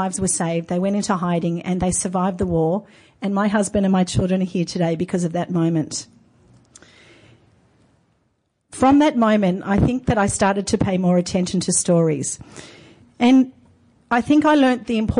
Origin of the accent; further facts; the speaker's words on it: Melbourne, Victoria, Australia; I grew up in Melbourne in a very proudly Jewish home in a very proudly Jewish community.